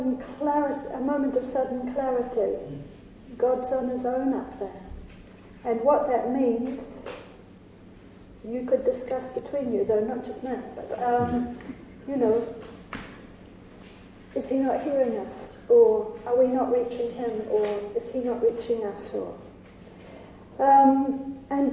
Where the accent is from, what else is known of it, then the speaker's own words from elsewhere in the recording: New Zealand; moved away; I come from New Zealand